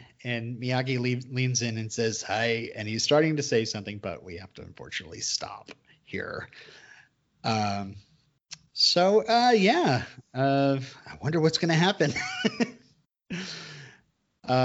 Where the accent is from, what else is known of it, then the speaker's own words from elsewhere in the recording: San Francisco, California, United States; born there; I don't even have an accent. I was born here in San Francisco.